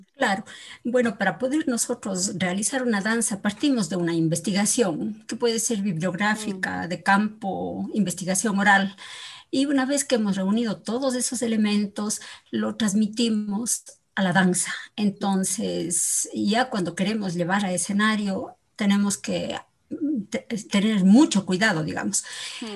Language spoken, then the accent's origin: Spanish; Ecuador; nosotros como ecuatorianos